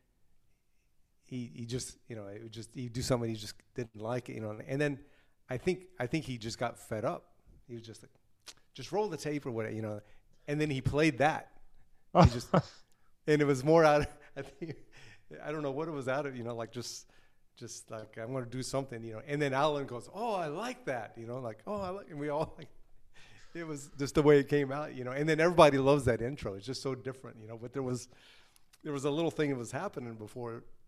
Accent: Lake Jackson, Texas, United States; also born or lived in Oklahoma; I was born in Oklahoma, but I grew up in the southern part of Texas, like in the Galveston, Houston area, down on the coast, a little town called Lake Jackson.

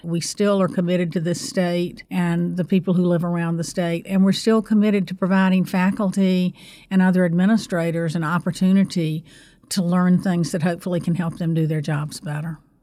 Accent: North Carolina, United States; I grew up in North Carolina, too

